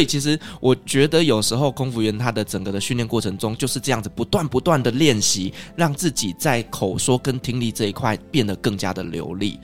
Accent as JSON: {"language": "Chinese", "country": "Taiwan", "moved": "yes", "lives_now": "Qatar", "said": "我是台湾人"}